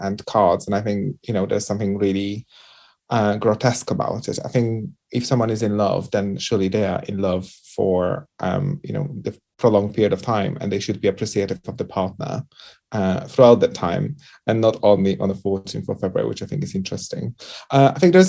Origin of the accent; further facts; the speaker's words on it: Poland; accent: Eastern European or Central Europe; moved away; I think I grew up in Poland, and when I was educated in Poland